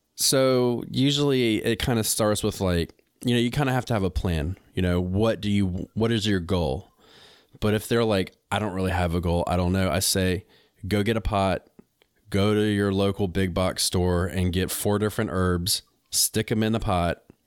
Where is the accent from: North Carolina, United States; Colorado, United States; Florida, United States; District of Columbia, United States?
North Carolina, United States; moved away as an adult; also born or lived in New England; I'm from North Carolina, but I lived in New England for ten years